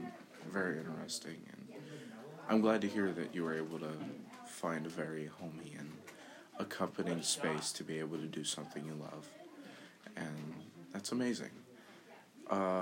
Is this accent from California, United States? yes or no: no; New York, United States; I grew up in New York myself